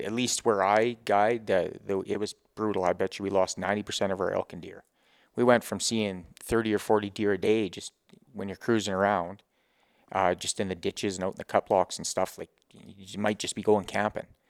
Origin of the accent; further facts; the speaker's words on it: Grovedale, Grande Prairie area, Alberta, Canada; born and raised, Grove Hill, Grand Prairie area